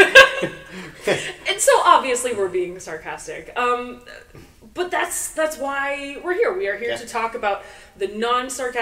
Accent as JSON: {"language": "English", "country": "United States", "said": "as Americans"}